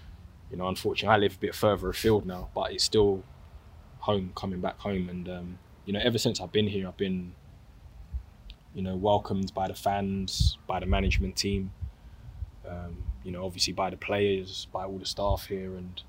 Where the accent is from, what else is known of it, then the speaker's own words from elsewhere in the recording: London, United Kingdom; because Gavin Caddy are also from South London. I'm from South London.